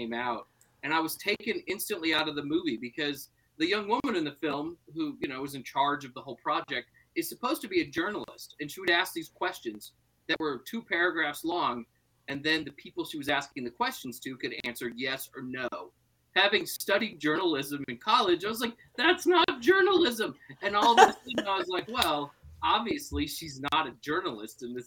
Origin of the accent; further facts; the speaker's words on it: Tennessee, United States; growing up in Tennessee, like I did